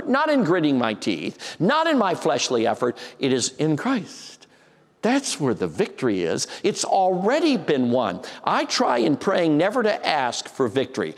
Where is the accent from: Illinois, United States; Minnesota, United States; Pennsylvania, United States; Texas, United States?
Illinois, United States; Chicago; I grew up in Chicago